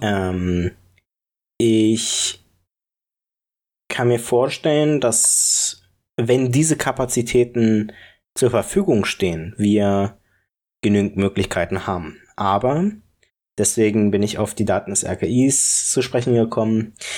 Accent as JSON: {"language": "German", "region": "Berlin", "country": "Germany", "said": "Ich komme ja aus der Ecke, deswegen vielleicht finde, verbinde ich da auch was Persönliches mit. Spandau"}